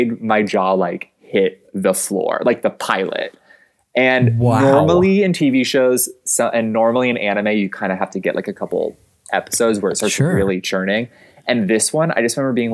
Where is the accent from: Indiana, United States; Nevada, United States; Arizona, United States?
Arizona, United States; moved away as an adult; also born or lived in Chicago; I am from Arizona. Like my house is like on dirt, like in the desert